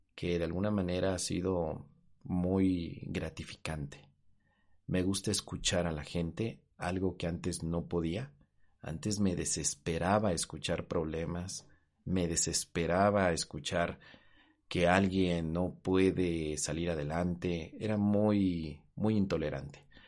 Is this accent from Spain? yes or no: no; Mexico; en mi país, en México